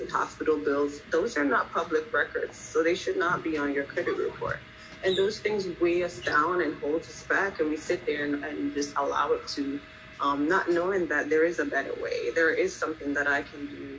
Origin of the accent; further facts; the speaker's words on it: Jamaica; also born or lived in Philadelphia; now in Florida, United States; I'm actually from Jamaica